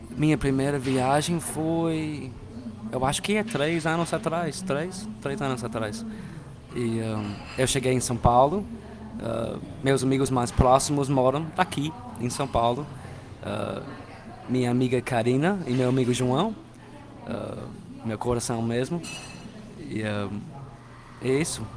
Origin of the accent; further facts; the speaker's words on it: Mississippi, United States; Portuguese is a second language; eu sou americano, claro, uh, americano do norte uh, e meu estado é Mississippi, fica no sul do país.